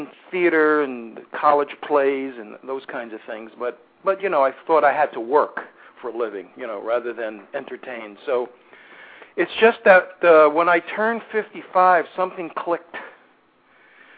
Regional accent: New York City, New York, United States; moved away; I'm from Brooklyn, New York, originally

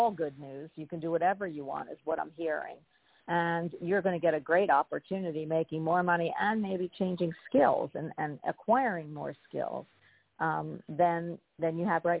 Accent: Philadelphia, Pennsylvania, United States; now in Florida, United States; I am from Philly. I used to go to every Eagles game when I was young

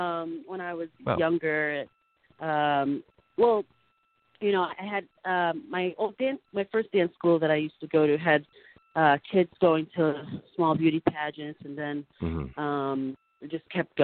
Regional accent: Boston, Massachusetts, United States; also born or lived in Randolph, Massachusetts; now in Los Angeles, United States; Well, I was younger when I grew up, more closer to the city, like in Dorchester, Mattapan area.

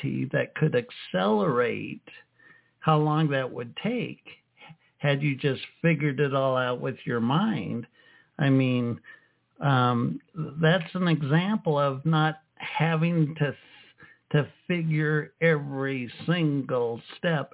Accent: United States; I grew up in the States

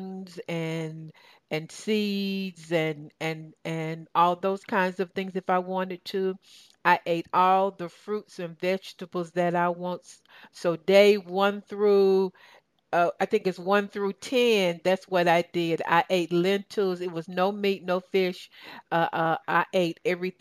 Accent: Tennessee, United States; I grew up in Tennessee, as I shared, and I grew up in the country

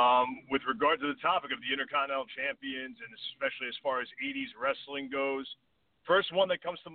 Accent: New York, United States; I am from New York.

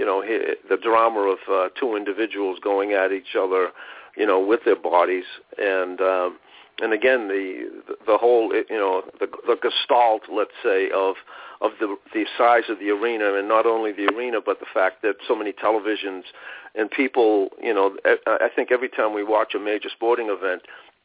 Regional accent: Boston, Massachusetts, United States; 6 or 7 years old growing up in Roxbury

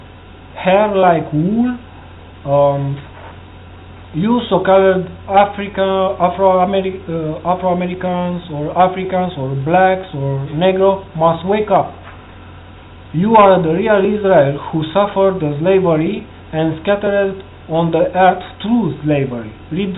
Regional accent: Romania; English is a second language; I'm from Romania, country from EU.

